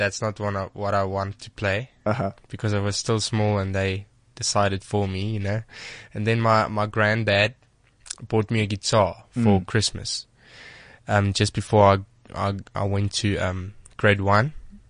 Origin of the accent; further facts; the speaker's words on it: Bloemfontein, Free State, South Africa; Yes, I'm from Bloemfontein.